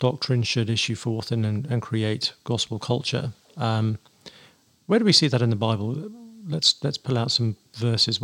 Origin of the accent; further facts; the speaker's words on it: England, United Kingdom; now in Nashville, United States; I'm from England